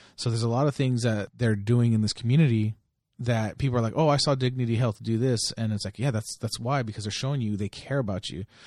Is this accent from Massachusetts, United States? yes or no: no; Delano, California, United States; moved away; I lived in Delano, I grew up there